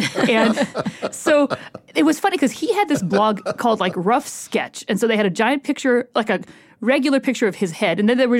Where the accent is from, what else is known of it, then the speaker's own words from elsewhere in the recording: Columbus, Ohio, United States; Whereas like I grew up in Columbus and everything was terrible.